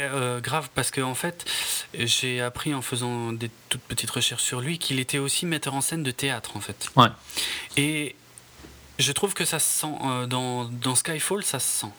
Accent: France; chez nous en France

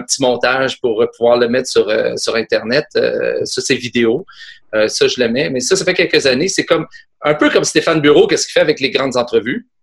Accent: Quebec, Canada; accent: Québécois; je suis québécois

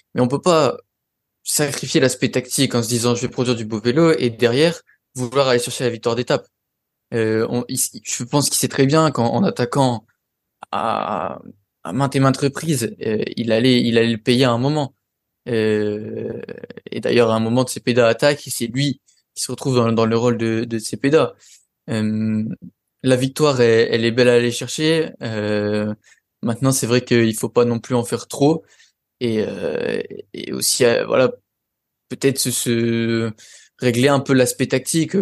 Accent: France; on est français

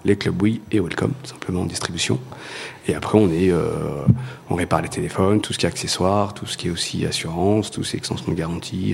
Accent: Montluçon, Auvergne-Rhône-Alpes, France; je suis de Montluçon à la base

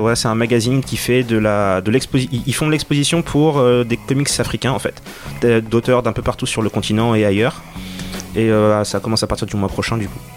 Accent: Senegal; j'ai grandi au Sénégal

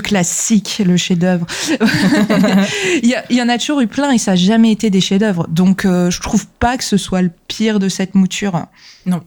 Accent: France; chez nous en France

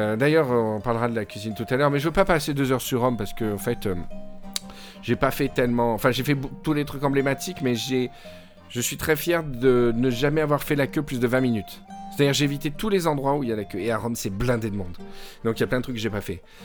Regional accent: Provence-Alpes-Côte d'Azur, France; D'où provient ce podcast, d'où je viens, euh, la Côte d'Azur

